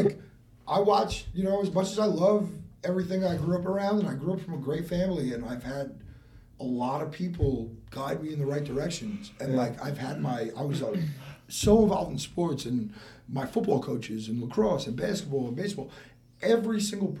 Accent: West Islip, New York, United States; now in West Palm Beach, United States; I'm from Long Island. West Ice of New York

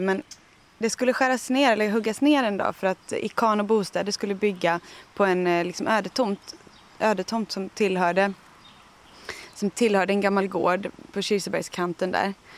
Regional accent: Tjörn, Västra Götaland, Sweden; now in Österlen, Sweden; jag kommer från västkusten, från Tjörn som ju är en jättefin ö med massa granitklippor och fantastisk kust

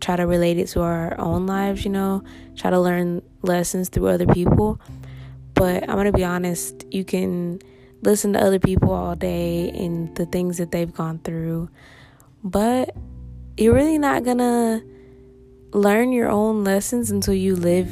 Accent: Nashville, Tennessee, United States; now in Massachusetts, United States; I'm from Nashville, Tennessee, currently living in Massachusetts

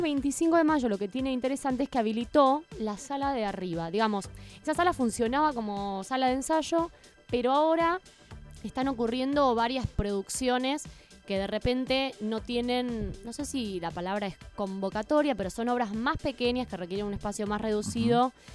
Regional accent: Argentina; lo que nos construye como argentinos

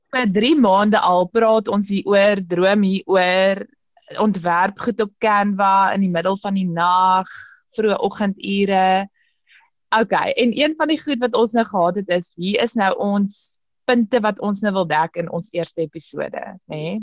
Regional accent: Cape Town, Western Cape, South Africa; also born or lived in Hartenbos / Riversdale; Toe ek gehad 5 is, destyds aan 'n 3 het ons Kaap toe getrek uh noordelike voorstede en ja, sedertdien is ek maar hier Brackenfell, Belwel, Kelsrivier op die oomblik sit in Durbanwil.

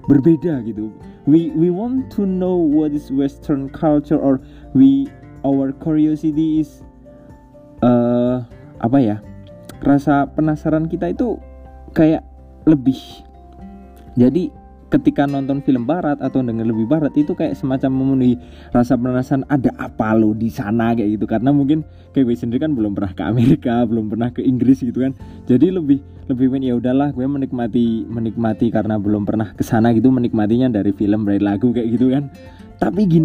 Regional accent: Wonosobo, Central Java, Indonesia; budaya kalau kayak gue orang Wonosobo budaya sarungan kemudian budaya ngomong pakai bahasa Jawa gitu kan

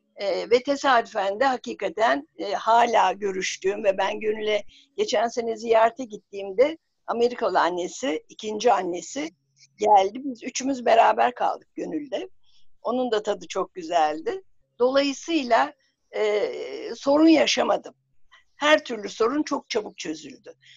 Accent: Bursa, Turkey; Bursa doğumluyum ve Bursa Kız Sesi öğrencisiyken

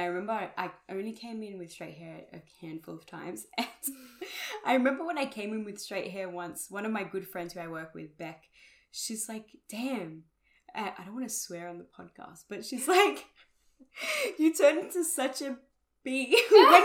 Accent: Australia; taking on board like our Australian heritage as well, because mm-hmm. I mean we're Australian.

